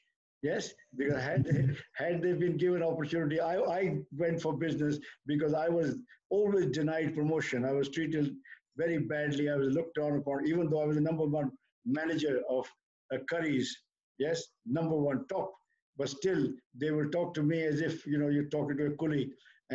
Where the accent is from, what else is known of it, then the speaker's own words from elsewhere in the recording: India; now in United Kingdom; we come from India